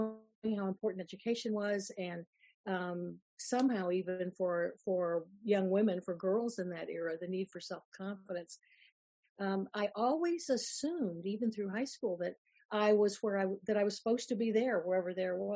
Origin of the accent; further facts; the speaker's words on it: Florida, United States; I grew up in Florida